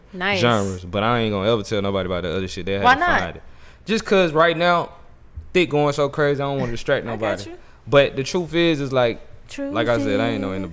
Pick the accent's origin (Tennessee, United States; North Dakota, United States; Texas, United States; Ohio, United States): Texas, United States; Houston; I'm from Houston